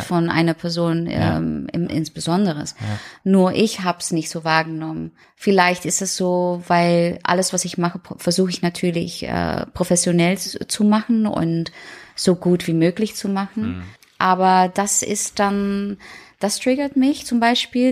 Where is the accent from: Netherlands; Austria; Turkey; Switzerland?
Netherlands; German is a second language; moved away as an adult; now in Germany; ich komme aus den Niederlanden und ja, ich wohne schon lange hier